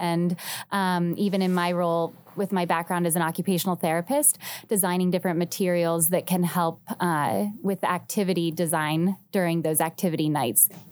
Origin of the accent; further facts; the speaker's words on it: Youngstown, Ohio, United States; now in Cincinnati, United States; I'm from the Youngstown area originally